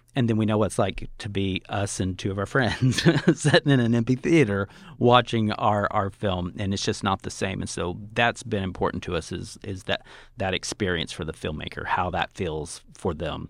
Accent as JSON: {"language": "English", "town": "Tonkawa", "region": "Oklahoma", "country": "United States", "tie": "born or raised there", "moved": "yes", "said": "my hometown in Oklahoma"}